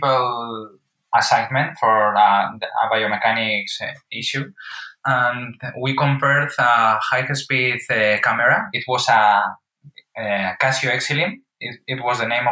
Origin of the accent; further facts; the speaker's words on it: Madrid, Community of Madrid, Spain; Born and raised in Madrid.